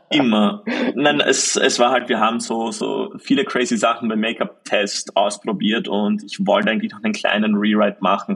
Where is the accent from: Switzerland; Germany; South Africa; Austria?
Austria; bei uns in Österreich